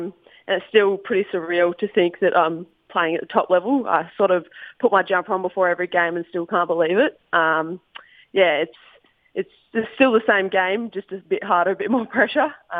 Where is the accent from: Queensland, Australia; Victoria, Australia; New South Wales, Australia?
Victoria, Australia; Horsham; Yeah, I loved it. Growing up in the country, a bit more freedom